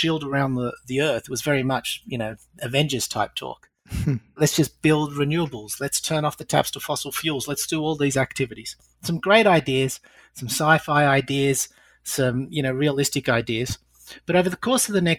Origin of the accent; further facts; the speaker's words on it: Australia; accent: Australian; moved away; also born or lived in United Kingdom / Europe; Hopefully by now most of the audience will pick up my Australian accent. Lived in Britain and Europe for the longest time